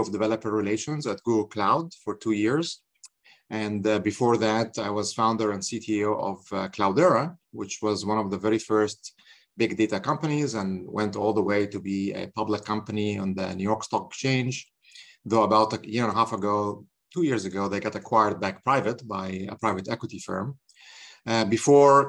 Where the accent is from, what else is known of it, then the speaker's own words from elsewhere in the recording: Egypt; moved away as an adult; now in United States; I'm from Egypt, by the way. So I came here in 1995.